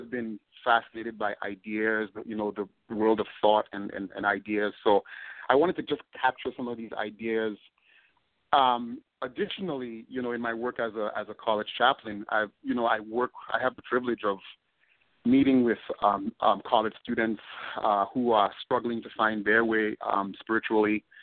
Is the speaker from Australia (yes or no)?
no; Tobago, Trinidad & Tobago; moved away as an adult; also born or lived in Northeast United States; now in United States; I'm from Tobago, which is the smaller, mm-hmm. so we're a twin island nation